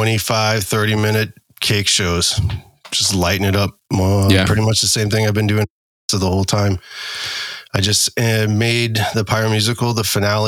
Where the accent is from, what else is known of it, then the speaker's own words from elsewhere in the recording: Illinois, United States; I am from Illinois.